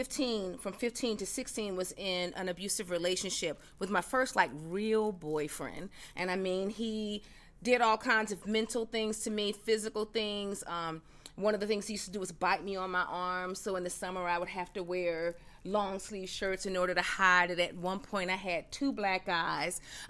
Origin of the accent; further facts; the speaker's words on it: the South, United States; I'm a Southerner, so you know the Southern girl is going to come out of here.